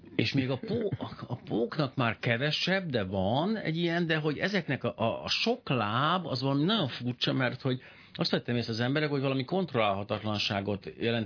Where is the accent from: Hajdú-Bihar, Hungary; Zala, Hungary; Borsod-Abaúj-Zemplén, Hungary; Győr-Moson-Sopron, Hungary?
Borsod-Abaúj-Zemplén, Hungary; Miskolc; kifejezetten Miskolcon nőttem fel